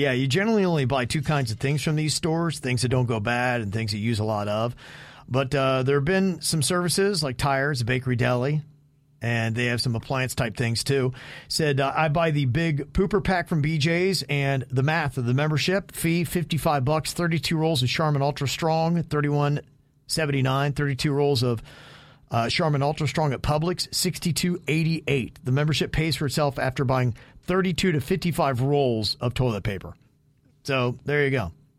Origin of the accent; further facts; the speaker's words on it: Cumming, Georgia, United States; Well, it just so happens that I am from Cumming, Georgia.